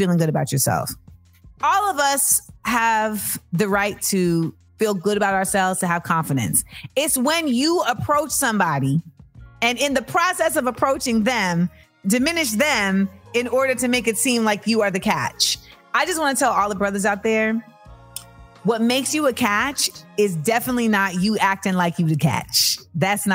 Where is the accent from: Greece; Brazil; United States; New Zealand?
United States; Florida; I'm from Florida.